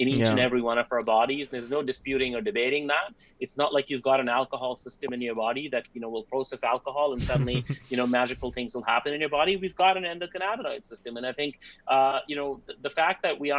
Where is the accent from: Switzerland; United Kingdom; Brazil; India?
India; now in Canada; we as South Asians and Indians